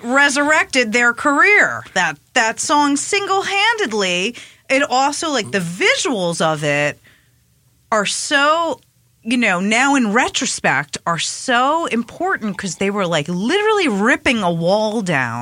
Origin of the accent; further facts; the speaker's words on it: Long Island, New York, United States; also born or lived in Queens, New York; I moved from Queens to Long Island